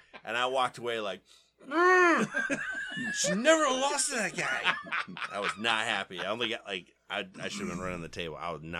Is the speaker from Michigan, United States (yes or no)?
yes; Flint, Michigan, United States; born or raised there